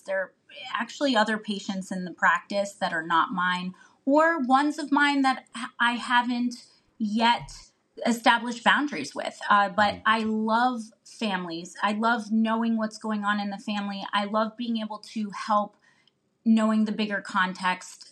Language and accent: English; Northeast Ohio, United States; I'm from Ohio and was raised in Northeast Ohio